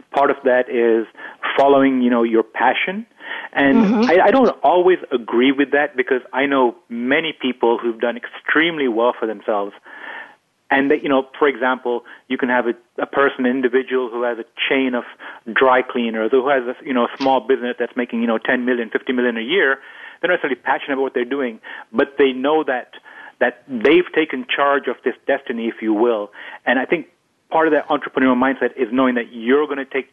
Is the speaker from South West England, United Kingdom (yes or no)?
no; London, United Kingdom; I grew up in London